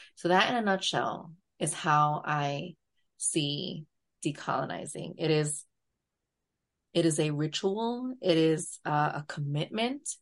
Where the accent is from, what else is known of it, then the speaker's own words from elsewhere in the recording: New York, United States; accent: borderline New York Latina; borderline New York Latina accent